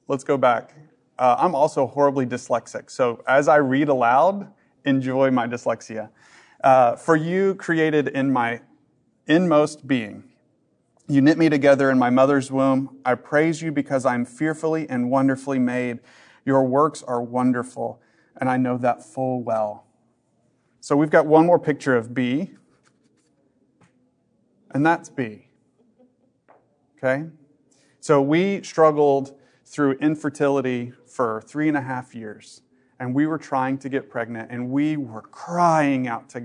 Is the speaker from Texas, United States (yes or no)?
yes; Dallas, Texas, United States; I'm from Dallas